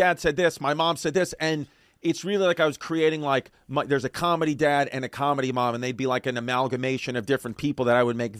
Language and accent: English; Queens, New York, United States; now in Brooklyn, United States; listen, I'm a Polish woman from Queens.